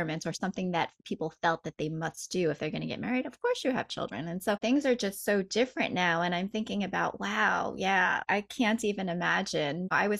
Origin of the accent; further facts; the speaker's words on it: New York, United States; I grew up as a New Yorker